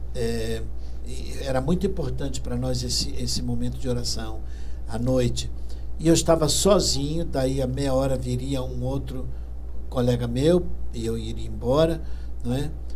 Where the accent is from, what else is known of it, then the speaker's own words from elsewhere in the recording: Rio de Janeiro, Brazil; eu nasci no Rio, sim. Meus pais eram portugueses